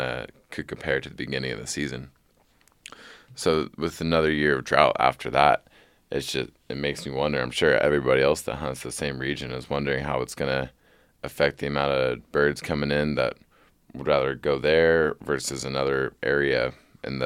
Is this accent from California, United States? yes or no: yes; California, United States; I'm from California